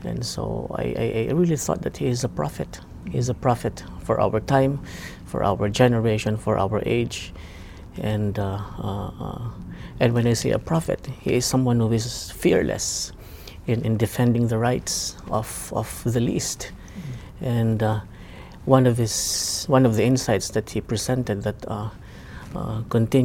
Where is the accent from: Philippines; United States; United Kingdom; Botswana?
Philippines; I am from the Philippines